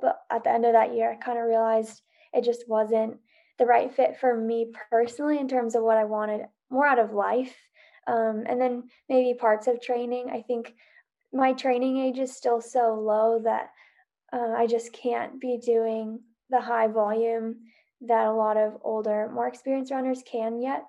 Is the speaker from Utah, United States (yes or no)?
yes; Salt Lake City, Utah, United States; moved away as an adult; now in Bozeman, United States; I live in Bozeman, Montana currently, but I'm originally from Salt Lake